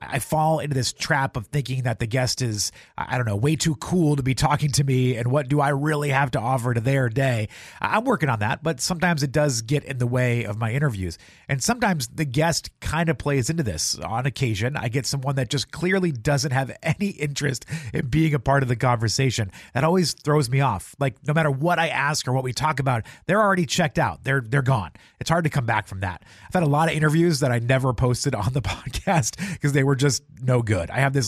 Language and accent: English; New Hampshire, United States; Lisa lives in my home state of New Hampshire, so we had some fun talking about